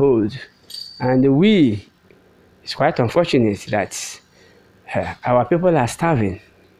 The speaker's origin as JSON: {"language": "English", "country": "Nigeria", "moved": "as an adult", "lives_now": "Abuja, Nigeria", "said": "we, the Igbos, we believe that home is the ultimate."}